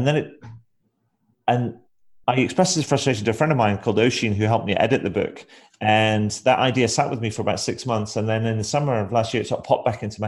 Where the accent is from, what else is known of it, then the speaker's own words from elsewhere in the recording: Scotland, United Kingdom; now in Brighton, United Kingdom; Originally, I am from Scotland